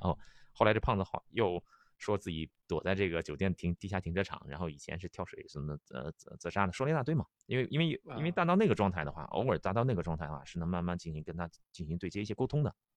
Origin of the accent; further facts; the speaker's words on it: China; moved away; also born or lived in Chiang Mai, Thailand / Pattaya, Thailand; 我们内地人